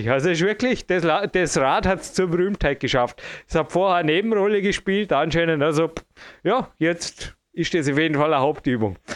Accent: United States; Zum Glück bin ich ein Amerikaner.

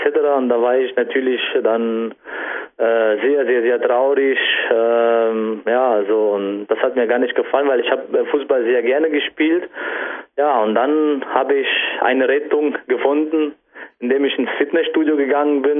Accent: Saarlouis, Saarland, Germany; also ich komme aus Saarland, äh, ganz genau Saarlouis

